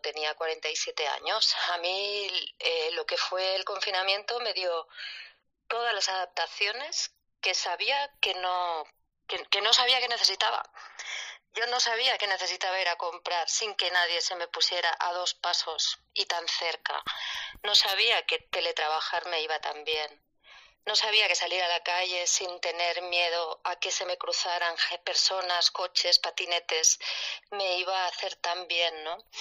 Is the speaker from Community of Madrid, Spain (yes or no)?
no; Barcelona, Catalonia, Spain; soy de Barcelona, tengo 48 años